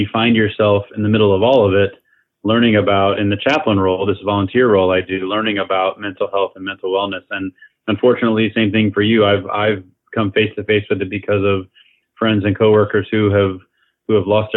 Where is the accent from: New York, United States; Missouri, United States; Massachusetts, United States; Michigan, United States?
Missouri, United States; Kansas City; moved away; as a young man growing up in Kansas City, Missouri area